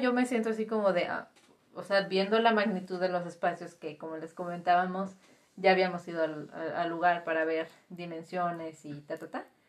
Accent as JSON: {"language": "Spanish", "town": "Guadalajara", "region": "Jalisco", "country": "Mexico", "said": "yo que soy tapatía"}